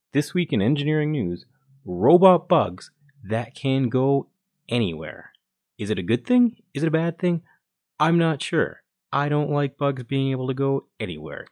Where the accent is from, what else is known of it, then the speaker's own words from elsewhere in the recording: Calgary, Alberta, Canada; we're both from Calgary, Alberta, Canada